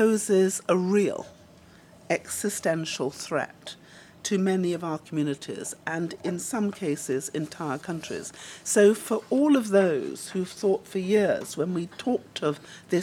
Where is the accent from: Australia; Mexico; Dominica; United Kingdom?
Dominica; moved away; also born or lived in Antigua and Barbuda; my father's Antiguan and my mother is Dominican, and I was born in Dominica